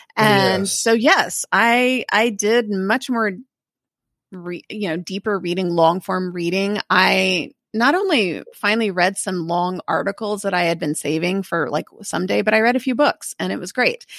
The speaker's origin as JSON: {"language": "English", "region": "Texas", "country": "United States", "said": "it was strange as a Texan to leave here"}